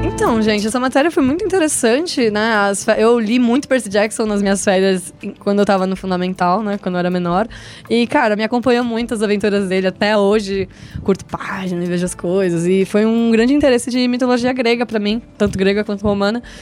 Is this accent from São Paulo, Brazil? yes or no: yes; Santos, São Paulo, Brazil; moved away; Eu e a Julia somos de Santos